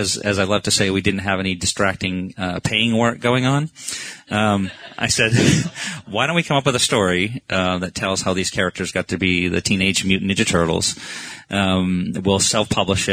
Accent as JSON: {"language": "English", "region": "Maine", "country": "United States", "tie": "born or raised there", "moved": "yes", "said": "I grew up in Maine, you know, which a lot of Americans think is part of Canada, FYI"}